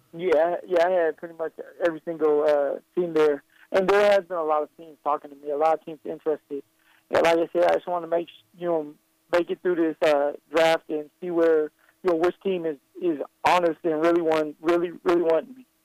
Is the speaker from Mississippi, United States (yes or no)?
no; Colorado, United States; my home state